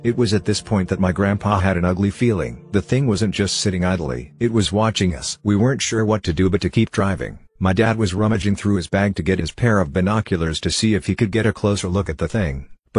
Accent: Kingston, Ontario, Canada; the time in my hometown of Kingston, Ontario that my high school buddies and I were leaving my friend's house

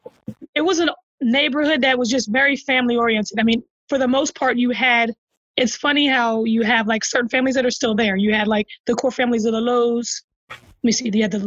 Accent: Penland, United States; And the house that like my girl Kristen Thompson, we grew up together in Penland.

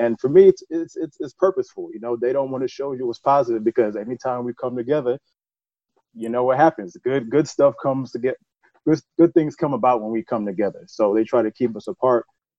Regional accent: United States; also born or lived in Ghana; growing up in America

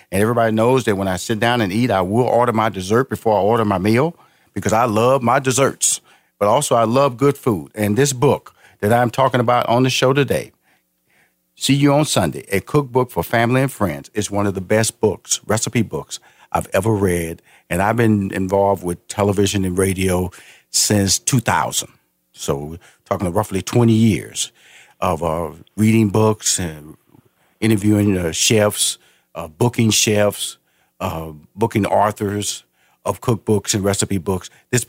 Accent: Houston, Texas, United States; also born or lived in Chicago / Los Angeles; now in Atlanta, United States; I live currently in Atlanta since 2007, and I was born and raised in Houston, Texas.

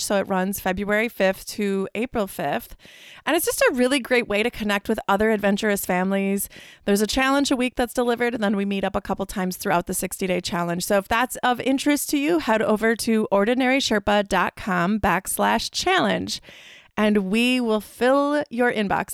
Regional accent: Midwest, United States; we're from the Midwest

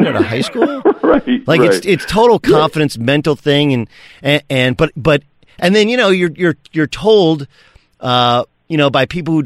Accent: Southern California, United States; I grew up in Southern California

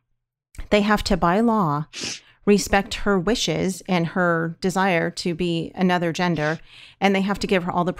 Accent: California, United States; we're from California

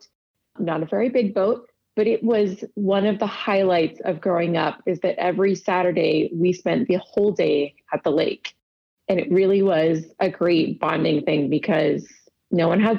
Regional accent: Arizona, United States; moved away as an adult; also born or lived in Provo, Utah / East Coast / West Coast; I was born in Provo, Utah, and lived there for just a few years. And then my family moved to Arizona. So I grew up through high school in the Sonoran Desert

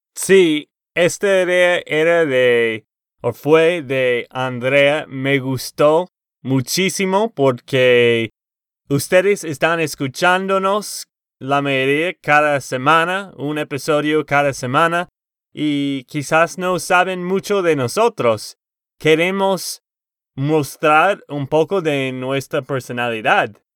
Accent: Texas, United States; de Texas, Estados Unidos.

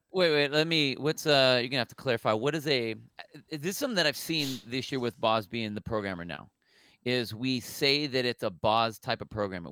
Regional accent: California, United States; I'm, I'm from the Tel, um, California

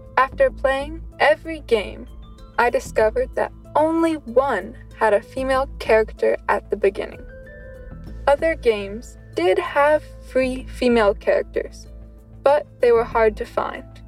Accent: Pennsylvania, United States; I grew up in Pennsylvania

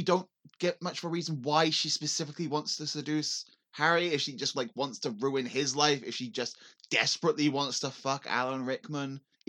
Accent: England, United Kingdom; as an English person in 2003

